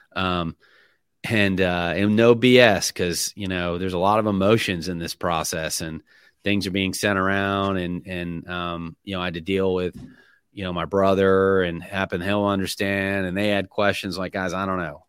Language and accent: English; Middleburg, Florida, United States; I'm from Middleburg, Florida.